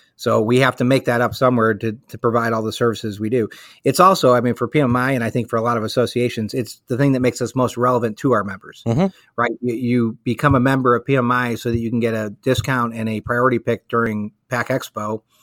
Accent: Chicago, Illinois, United States; moved away as an adult; now in Virginia, United States; I am born and raised in Chicago. Uh, lived there up until about 20 years ago

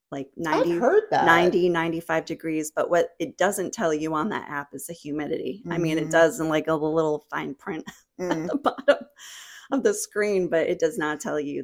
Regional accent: New Hampshire, United States; moved away as an adult; also born or lived in New Jersey; now in Jacksonville, United States; when I lived in New Jersey, because I'm from New Hampshire originally. So I grew up where you go in a store and it was a smaller town.

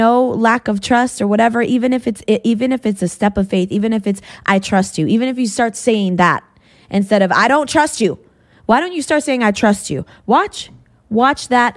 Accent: New England, United States; moved away; I came from New England.

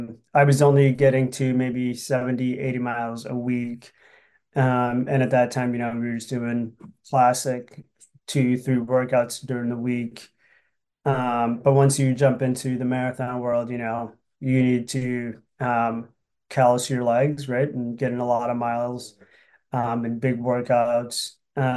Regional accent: Willmar, Minnesota, United States; Yep. Yeah. So I'm from Willmar.

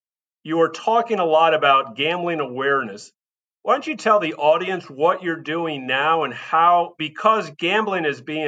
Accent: New York City, New York, United States; also born or lived in Philadelphia area; now in Texas, United States; I was born in New York City

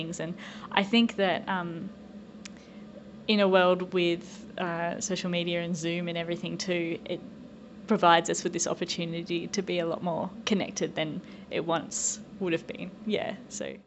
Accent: Tasmania, Australia; moved away as an adult; now in United States; being a Tasmanian my whole life

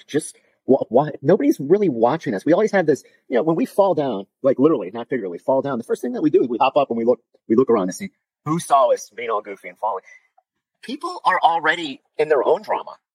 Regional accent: South Florida, United States; I'm from South Florida

